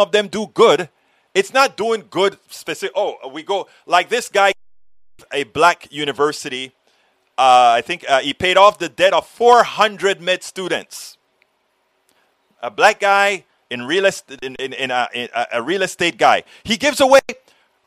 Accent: Panama; now in Austin, United States; I was born in Panama.

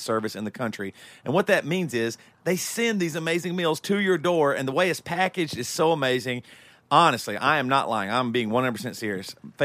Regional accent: Greer, South Carolina, United States; I grew up in South Carolina

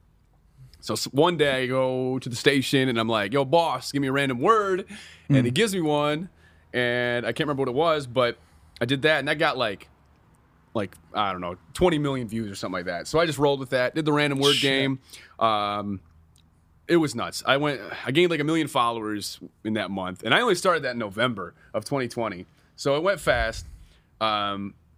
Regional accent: Detroit, Michigan, United States; moved away as an adult; also born or lived in Flint; now in Los Angeles, United States; I'm in my hometown, like big city

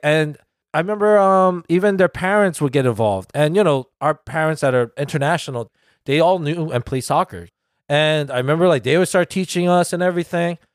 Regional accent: United States; our country

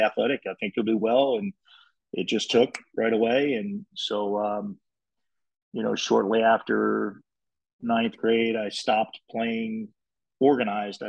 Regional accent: New Castle, Delaware, United States; I grew up in the Northeast in Newcastle, Delaware, a sports rat.

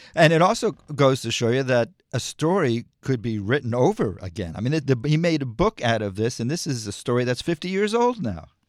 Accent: South Florida, United States; I too was a young boy growing up in South Florida

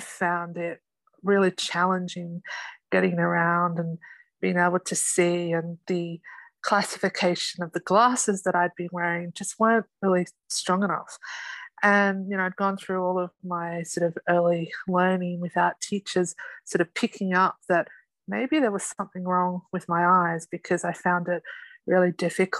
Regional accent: Sydney, New South Wales, Australia; I'm from Sydney, Australia

